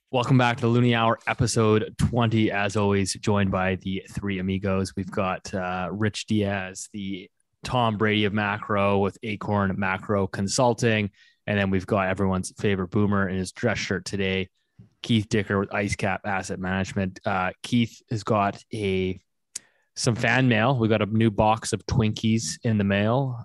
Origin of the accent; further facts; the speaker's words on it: Canada; as a Canadian